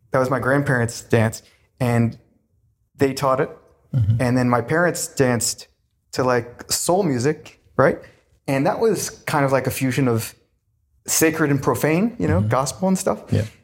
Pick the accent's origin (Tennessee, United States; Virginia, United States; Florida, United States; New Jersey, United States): Virginia, United States; now in New York, United States; When I came to New York from Virginia, mm-hmm.